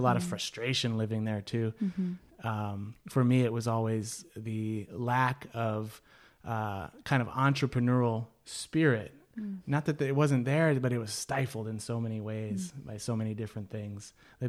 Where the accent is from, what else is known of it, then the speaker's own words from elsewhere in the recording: California, United States; And it was weird as a Californian where you go up and hug and, you know, say whatever to anybody, anywhere.